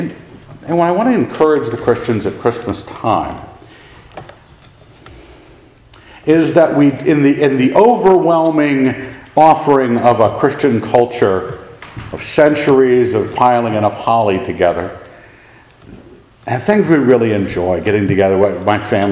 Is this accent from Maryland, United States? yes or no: yes; Annapolis, Maryland, United States; moved away; I grew up in Annapolis, Maryland